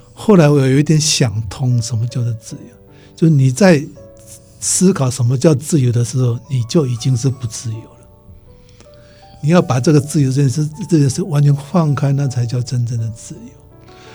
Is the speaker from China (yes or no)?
no; Taiwan; moved away; 我回台湾以后的